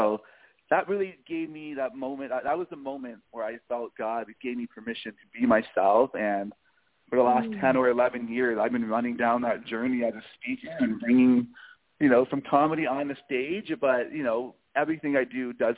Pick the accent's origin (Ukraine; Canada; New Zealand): Canada; Toronto, Ontario; I was born and raised in Toronto, Canada, a beautiful, amazing city.